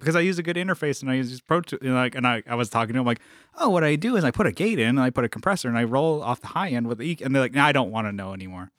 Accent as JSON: {"language": "English", "town": "San Diego", "region": "California", "country": "United States", "said": "I'm from San Diego"}